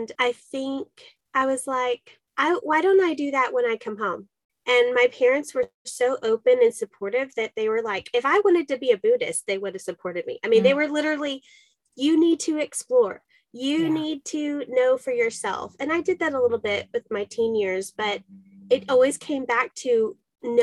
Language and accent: English; Dallas, Texas, United States; I went to public school in Dallas, Texas